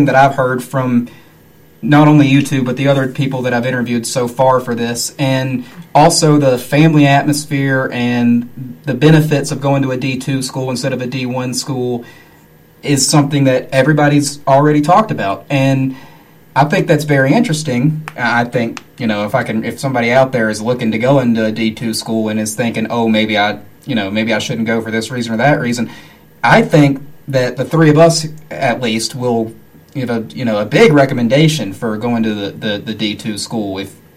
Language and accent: English; Lenoir, North Carolina, United States; I'm from Lenore